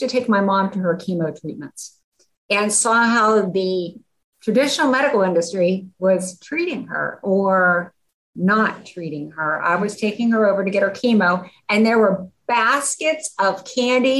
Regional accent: Pittsburgh, Pennsylvania, United States; moved away as an adult; also born or lived in Grand Canyon / Yosemite National Park; I grew up in Pittsburgh

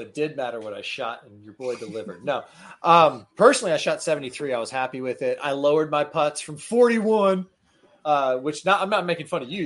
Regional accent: Tallahassee, Florida, United States; I grew up in Tallahassee, Florida

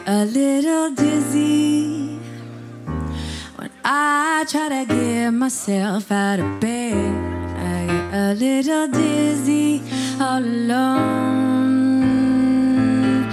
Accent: Austin, Texas, United States; now in Berlin, Germany; Austin's my hometown

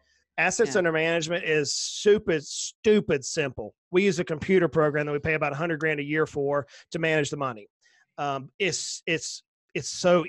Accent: the South, United States; I'm a Southerner, right? We have to keep things simple. We're a little slower down here, right?

